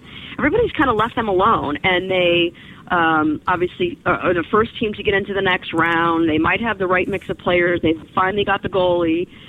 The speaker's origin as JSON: {"language": "English", "town": "St. Louis", "region": "Missouri", "country": "United States", "tie": "born or raised there", "moved": "yes", "lives_now": "Connecticut, United States", "said": "And I'm originally from St. Louis, born and raised"}